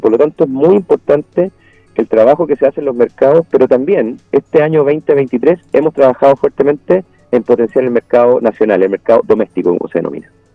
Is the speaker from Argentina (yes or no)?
no; Chile